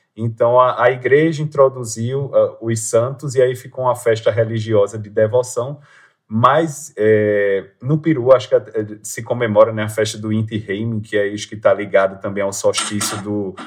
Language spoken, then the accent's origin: Portuguese; Limoeiro, Pernambuco, Brazil; also born or lived in Recife; eu só nasci no, no Recife, mas minha vida inteira foi morando em Limoeiro, que é uma cidade do Agreste